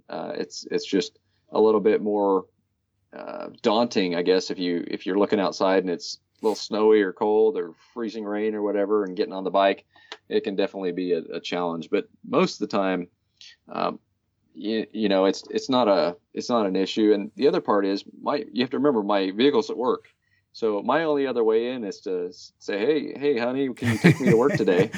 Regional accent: Hutchinson, Kansas, United States; We rode all over town, uh, where I was raised in Hutchinson.

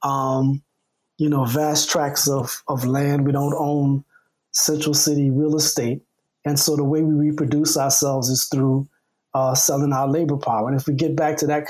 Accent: Louisiana, United States; now in Chicago, United States; I grew up in Louisiana

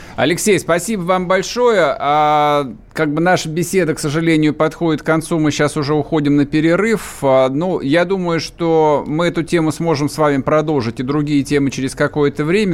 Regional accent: Russia; я русский

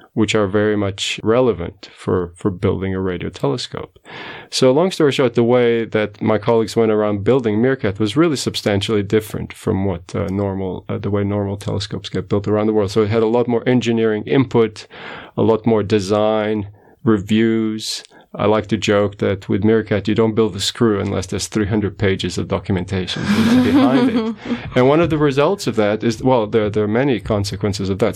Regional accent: Portugal; moved away as an adult; also born or lived in United States; now in South Africa; I was born in Portugal, and then when I was eighteen, I went to the U S to study

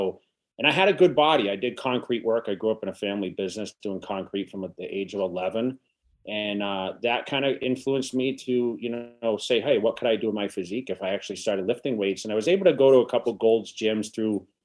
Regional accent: Massachusetts, United States; moved away as an adult; also born or lived in California; now in Las Vegas, United States; I'm originally from Massachusetts and you know, I headed, I went to California. I, I went west uh, for the bodybuilding career about '99, and somehow I migrated to Las Vegas

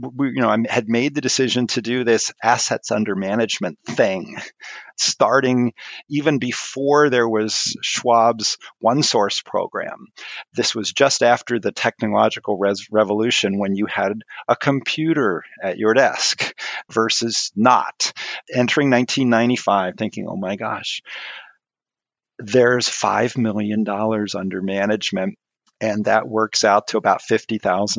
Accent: Maryland, United States; moved away as an adult; also born or lived in Twin Cities, Minnesota; I grew up in Maryland

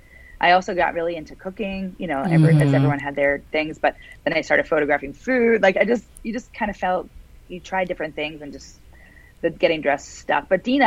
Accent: West Virginia, United States; there wasn't a lot to do growing up in West Virginia, so we had the time to do those kind of things.

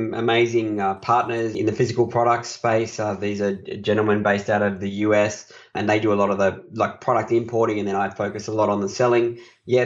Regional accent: Australia; I'm an Aussie

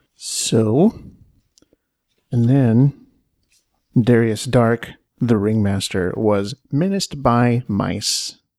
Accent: Washington, United States; I grew up in Washington State

